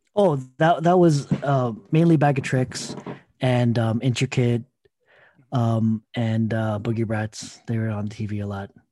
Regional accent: Toronto, Ontario, Canada; I'm a kid from Scarborough, Filipinos kid from Scarborough, Toronto, um, Ontario

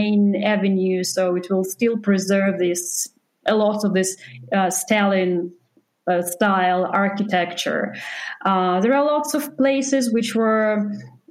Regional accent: Belarus; moved away as an adult; I was born in Belarus and it's really a part of my personality. If I lived in different countries after I left there 16 years ago, I still feel like a very strong connection to my home country

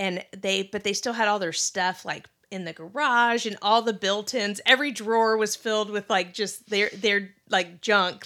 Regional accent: Bossier City, Louisiana, United States; moved away as an adult; now in Dallas, United States; I grew up in Bossier City, Louisiana

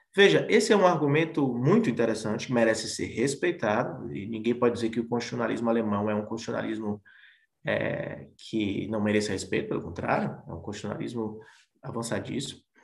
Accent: Bahia, Brazil; eu sou baiano

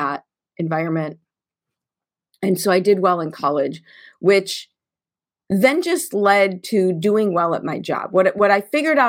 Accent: Chicago, Illinois, United States; I grew up in Chicago in the 70s and in the 80s in the public school system

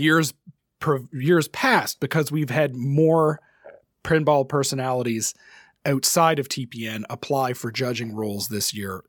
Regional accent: Canada; as a Canadian

